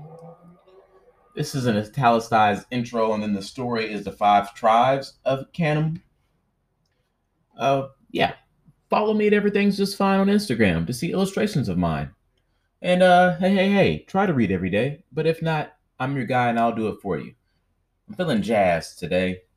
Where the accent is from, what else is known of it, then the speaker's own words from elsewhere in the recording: United States; I'm an American.